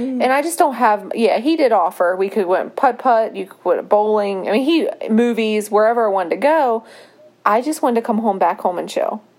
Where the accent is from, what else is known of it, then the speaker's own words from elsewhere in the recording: Berkeley Springs, West Virginia, United States; moved away; They were actually visiting my hometown, like, being tourists in my hometown